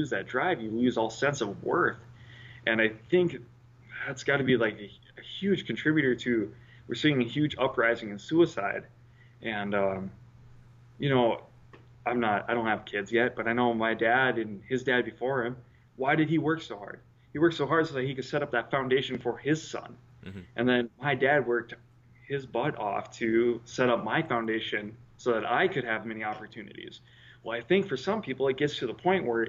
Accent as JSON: {"language": "English", "region": "the Dakotas", "country": "United States", "moved": "yes", "said": "I was from, you know, I was from the Dakotas"}